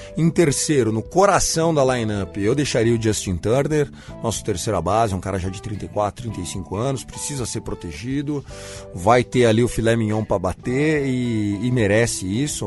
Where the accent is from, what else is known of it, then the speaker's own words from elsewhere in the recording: interior of São Paulo, Brazil; sou do interior de São Paulo